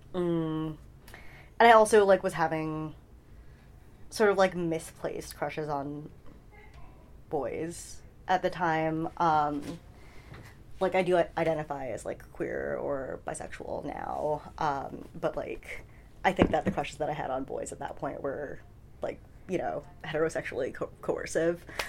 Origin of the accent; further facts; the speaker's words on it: New York City, New York, United States; also born or lived in Flushing, Queens; I was born in Flushing, Queens uh, in 1990